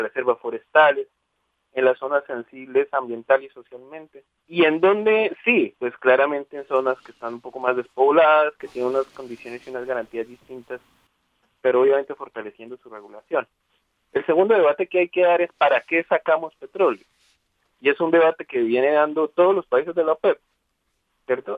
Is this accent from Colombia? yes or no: yes; Colombia